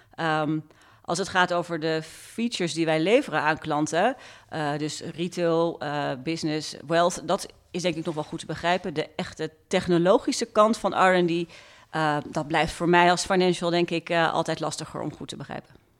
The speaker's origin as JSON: {"language": "Dutch", "town": "Zoetermeer", "region": "South Holland", "country": "Netherlands", "tie": "born or raised there", "said": "ik ben dus opgegroeid in Zoetermeer"}